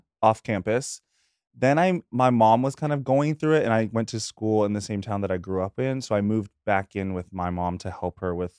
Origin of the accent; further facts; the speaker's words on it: North Carolina, United States; moved away as an adult; now in New York City, United States; from North Carolina, but I am a New Yorker.